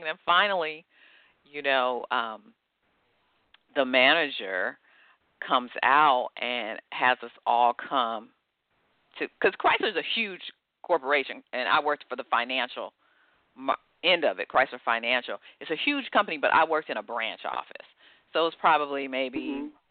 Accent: Detroit, Michigan, United States; I grew up in Detroit, Michigan.

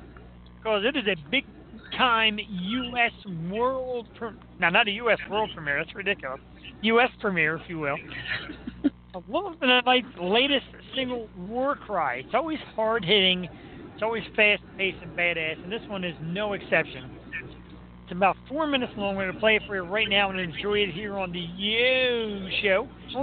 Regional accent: Philadelphia, Pennsylvania, United States; Yeah, because, you know, I'm from Philadelphia, which means I know everybody from Philadelphia.

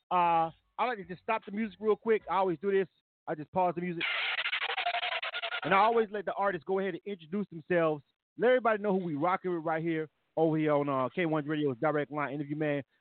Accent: Philadelphia, Pennsylvania, United States; I'm from Philadelphia, Philadelphia, Pennsylvania.

